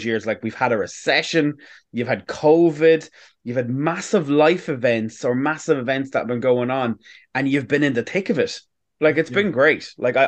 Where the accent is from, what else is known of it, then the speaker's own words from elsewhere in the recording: Navan, Leinster, Ireland; moved away; I'm originally from Navan, and I went back home at the weekend